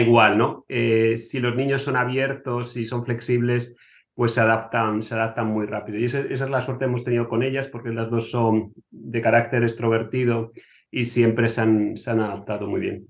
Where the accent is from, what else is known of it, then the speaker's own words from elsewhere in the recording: Cartagena, Region of Murcia, Spain; moved away as an adult; also born or lived in Madrid / Germany / United States; now in Hungary; yo nací en, Cartagena, en, en, Murcia, y mm, estudié en Madrid